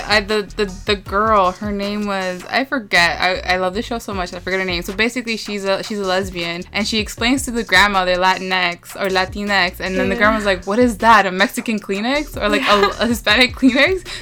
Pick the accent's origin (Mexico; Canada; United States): Canada; Toronto, Ontario; I was born and raised in Toronto